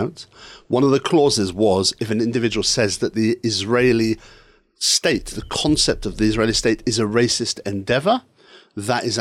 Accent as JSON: {"language": "English", "town": "Edinburgh", "region": "Scotland", "country": "United Kingdom", "tie": "born or raised there", "said": "I was brought up in Edinburgh Pentland, which was Malcolm Rifkin's constituency"}